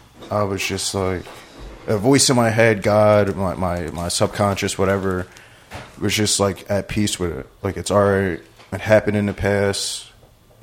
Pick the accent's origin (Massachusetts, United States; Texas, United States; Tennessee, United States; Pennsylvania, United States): Pennsylvania, United States; Philadelphia; I'm from Philadelphia